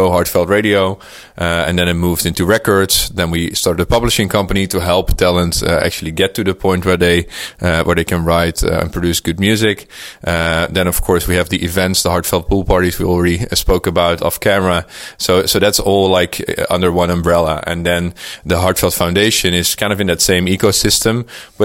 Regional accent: Netherlands; this is my hometown

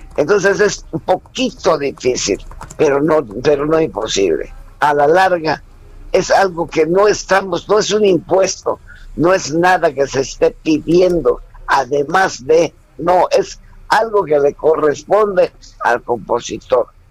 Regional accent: Mérida, Yucatán, Mexico; a los 12 años comienzo a trabajar en Mérida, Yucatán, con un grupo infantil con un grupo de puros muchachos de mi edad

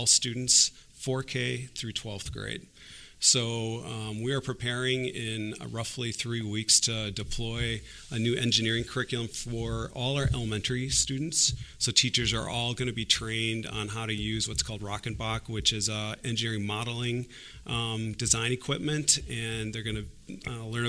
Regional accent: Port Washington, Wisconsin, United States; I was born and raised in Port Washington

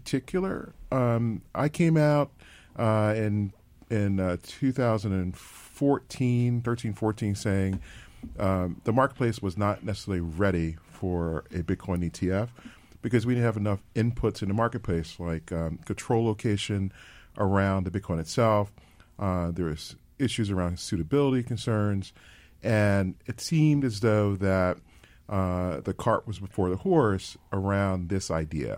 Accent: Philadelphia, Pennsylvania, United States; I am a born and bred in Philadelphia

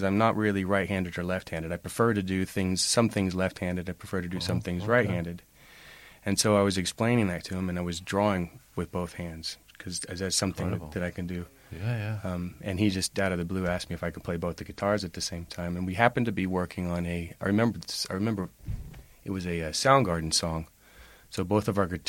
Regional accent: Amarillo, Texas, United States; moved away as an adult; also born or lived in Nashville, Tennessee; now in United Kingdom; I grew up in Amarillo, Texas, and I grew up in a family of musicians

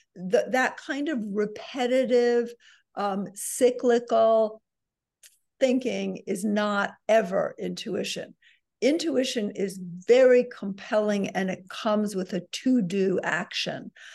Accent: New York City, New York, United States; I'm a New Yorker

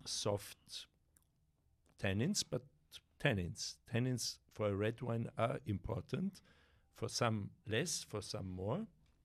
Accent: Tramin, Trentino-Alto Adige, Italy; Right. Yeah, but Tramin is the next town to Caldaro.

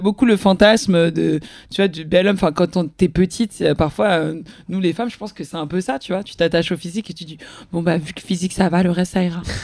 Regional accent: Magny-en-Vexin, Île-de-France, France; moved away; j'ai grandi une partie de mon enfance à Magnan-Vexin, la campagne perdue. Euh, c'est où C'est dans le 95, dans le Vexin

